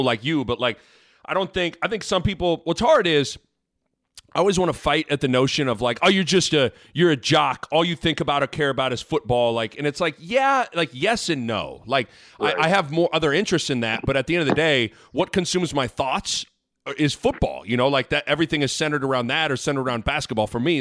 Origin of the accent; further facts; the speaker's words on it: Lincoln, Nebraska, United States; also born or lived in Kansas; I'm from Lincoln.